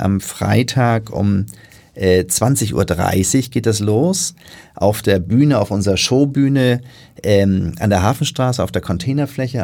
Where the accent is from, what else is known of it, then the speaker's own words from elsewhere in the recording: Hamburg, Germany; bin ich natürlich in Hamburg geboren